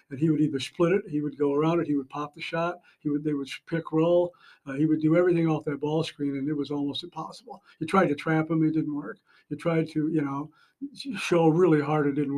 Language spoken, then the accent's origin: English; Oakes, North Dakota, United States; now in South Dakota, United States; my hometown of Oaks, North Dakota